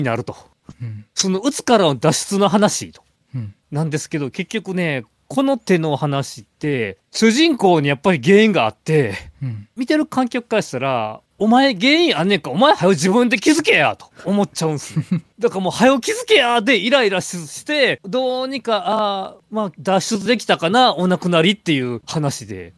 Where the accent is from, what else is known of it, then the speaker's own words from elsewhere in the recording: Awaji Island, Hyogo, Japan; 僕と山口君同じく淡路島出身